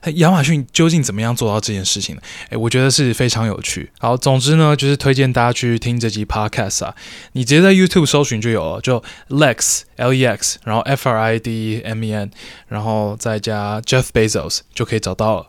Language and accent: Chinese; Taiwan; 在听说读写里面，算是我们台湾人比较差的嘛。